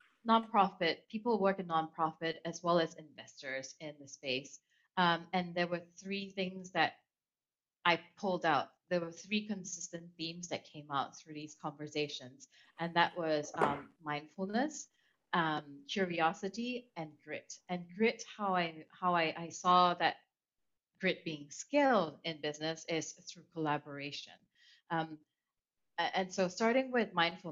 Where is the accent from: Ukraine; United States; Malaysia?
Malaysia; Kuala Lumpur; moved away; also born or lived in Germany / Italy; I grew up in Malaysia, in Kuala Lumpur, so I grew up bilingual already.